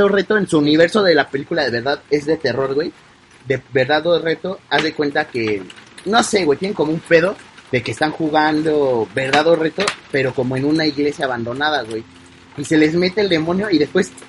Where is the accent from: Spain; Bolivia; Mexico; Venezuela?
Mexico; Los mexicanos queremos hablar como los españoles